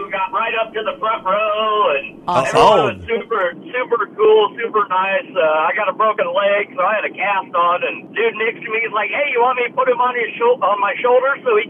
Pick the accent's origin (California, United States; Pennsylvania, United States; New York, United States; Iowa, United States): Iowa, United States; Albia; Yeah, it's … from Albee, Iowa.